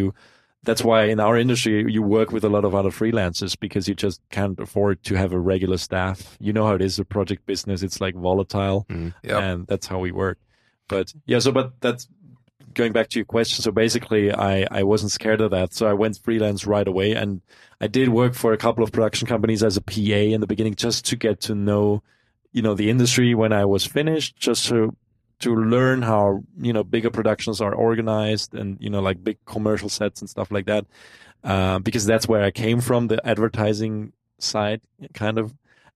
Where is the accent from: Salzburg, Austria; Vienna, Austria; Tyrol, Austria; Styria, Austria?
Tyrol, Austria; Innsbruck; I'm from Innsbruck, you know, the west.